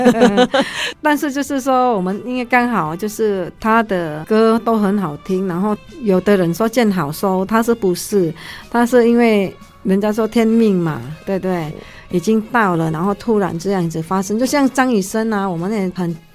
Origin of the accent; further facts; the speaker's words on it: Indonesia; now in Taiwan; 因为我毕竟是在印尼长大嘛